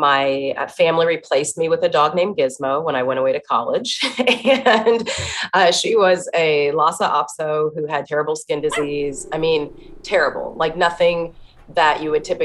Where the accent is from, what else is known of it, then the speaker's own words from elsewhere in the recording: Dayton, Ohio, United States; I'm from Dayton, Ohio. It's a city, but a smaller size city. And I went to a small Christian school